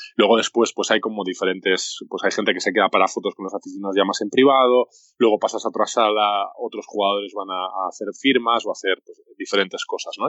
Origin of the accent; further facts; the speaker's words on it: Spain; moved away as an adult; now in Japan; soy el primer jugador español en jugar en Japón